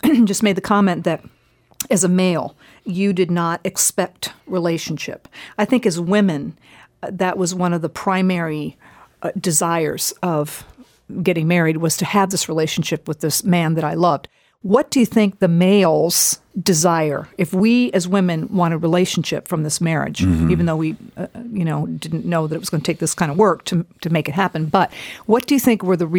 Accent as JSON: {"language": "English", "country": "Japan", "tie": "born or raised there", "said": "I grew up in Japan as a missionary kid, and at that time, I don't know what's going on today, but at the time when I was there as a little girl, most marriages were arranged."}